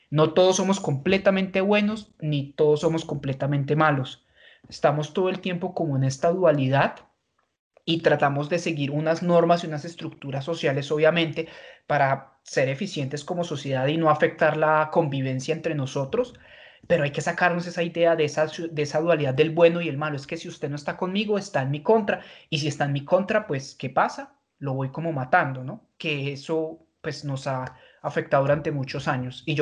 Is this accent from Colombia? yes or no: yes; Colombia; sociedad colombiana. Si nosotros notamos, nosotros colombianos somos muy polarizados